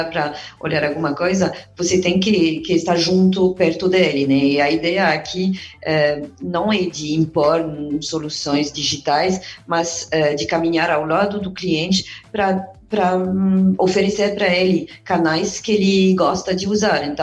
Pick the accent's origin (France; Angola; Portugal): France; now in Brazil; sou, sou, estrangeira, né? Sou, sou francesa e libanesa. Agora, na verdade, faz oito anos que, estou aqui no